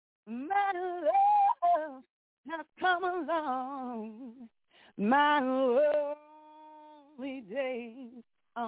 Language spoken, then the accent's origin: English; Oakland, California, United States; now in Las Vegas, United States; I live in Vegas. I'm from Oakland, but I live in Vegas